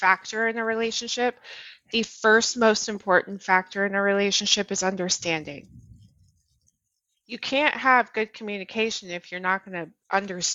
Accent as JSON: {"language": "English", "region": "Colorado", "country": "United States", "tie": "born or raised there", "moved": "yes", "said": "I'm from Colorado"}